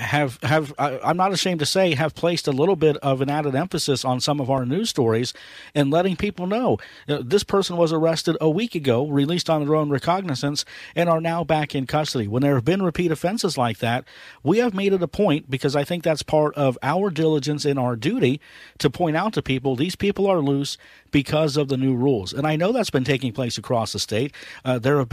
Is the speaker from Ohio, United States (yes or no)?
yes; Ohio, United States; my home state of Ohio